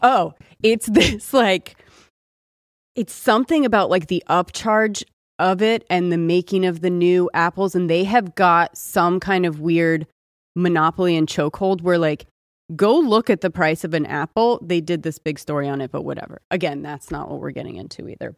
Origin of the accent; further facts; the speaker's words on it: California, United States; also born or lived in Austin; I'm from California